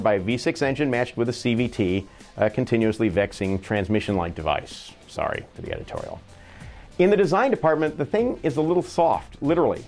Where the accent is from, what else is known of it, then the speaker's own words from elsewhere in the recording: California, United States; in California, my home state